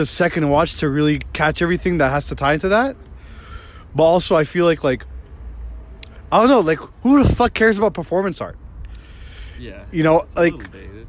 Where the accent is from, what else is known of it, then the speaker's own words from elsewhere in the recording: Malaysia; I'm Malaysian, actually.